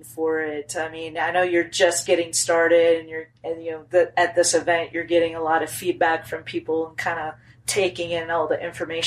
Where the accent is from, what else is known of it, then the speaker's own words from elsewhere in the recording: Minnesota, United States; now in Tennessee, United States; now that I live in Tennessee versus my childhood growing up in Minnesota